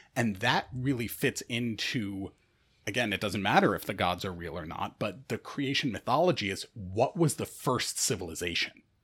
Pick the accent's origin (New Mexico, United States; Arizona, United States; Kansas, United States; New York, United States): New York, United States; Rochester; I'm from Rochester, New York.